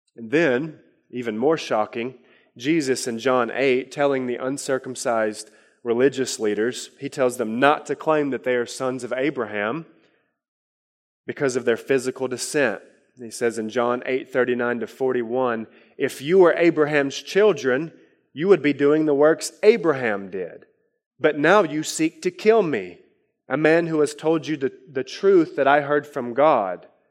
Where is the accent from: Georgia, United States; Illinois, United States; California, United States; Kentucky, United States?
Kentucky, United States; Harlan County; he had us in a poor co, uh, county in Harlan County, Kentucky